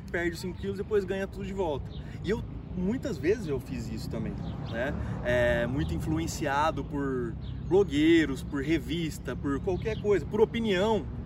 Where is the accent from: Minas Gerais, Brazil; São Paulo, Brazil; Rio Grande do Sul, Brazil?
São Paulo, Brazil; Ribeirão Preto; sou treinador de desenvolvimento humano, sou de Ribeirão Preto e tô aqui no Barretão, terra do peão